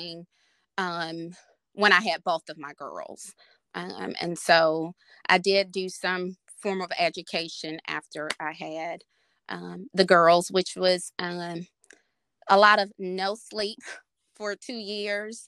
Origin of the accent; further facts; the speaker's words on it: Mississippi, United States; moved away as an adult; now in Arkansas, United States; I am originally from Mississippi, currently here in Arkansas